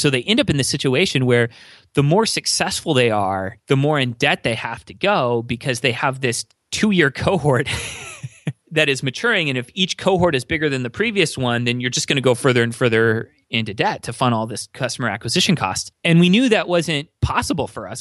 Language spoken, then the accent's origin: English; near LA, Southern California, United States; moved away as an adult; now in Minnesota, United States; I was born and raised in Southern California, near L